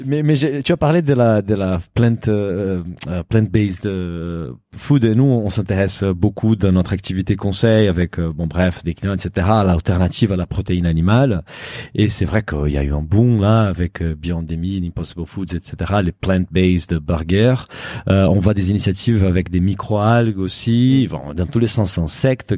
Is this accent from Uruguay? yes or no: no; Brazil; moved away; je suis brésilien